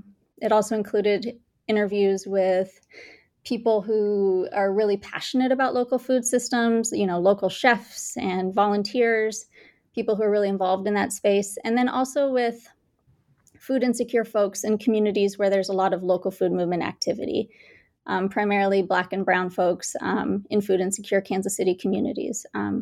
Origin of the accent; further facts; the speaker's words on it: Bangalore, Karnataka, India; now in United States; I was born and raised in India, in Bangalore, India. And when I moved to the States